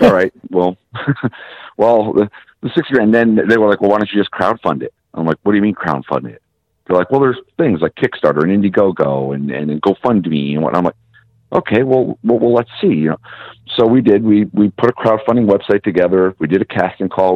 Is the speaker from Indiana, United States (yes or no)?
no; Massachusetts, United States; we're from the Northeast. I was born in Massachusetts